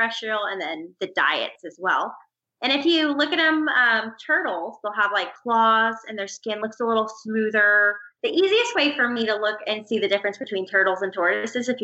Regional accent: Orlando, Florida, United States; also born or lived in Gainesville, Florida; growing up in Florida

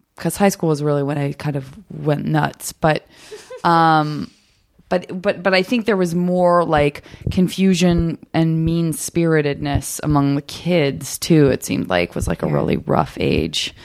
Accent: Arizona, United States; I'm from Arizona

